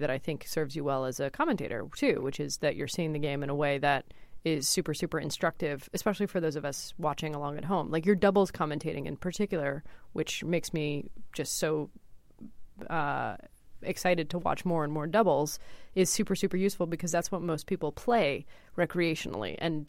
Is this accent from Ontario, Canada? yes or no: no; Montreal, Quebec, Canada; My hometown, yeah.